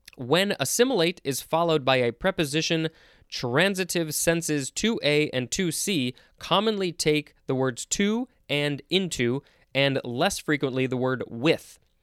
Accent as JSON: {"language": "English", "country": "United States", "said": "I'm saying that as an American"}